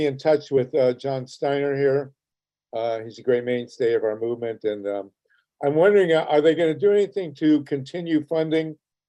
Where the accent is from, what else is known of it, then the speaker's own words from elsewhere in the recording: Ohio, United States; when I grew up in Ohio, it was a somewhat liberal state.